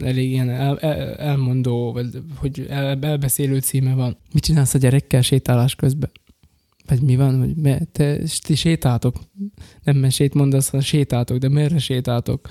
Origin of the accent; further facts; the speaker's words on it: Rimavská Sobota, Banská Bystrica Region, Slovakia; én ott a lakótelepen nőttem fel